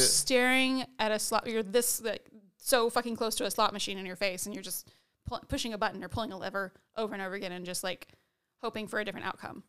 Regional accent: United States; we're American

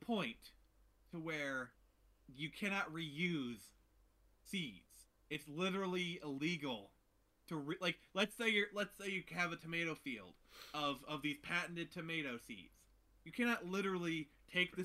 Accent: United States; As an American

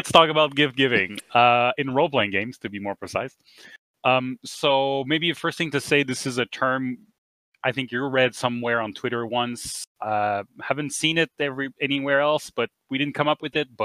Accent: Canada; We're Canadian

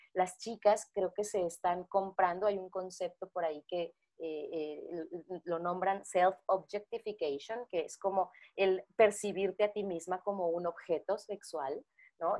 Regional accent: Tapachula, Chiapas, Mexico; yo, soy de Chiapas, de Tapachula, y hacía un chingo de calor.

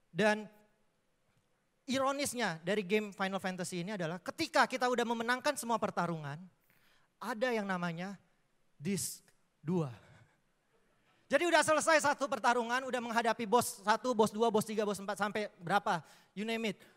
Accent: Palembang, South Sumatra, Indonesia; saya aslinya orang Palembang dan saya bisa di Surabaya karena anugerah Tuhan, bukan kebetulan karena saya terpilih

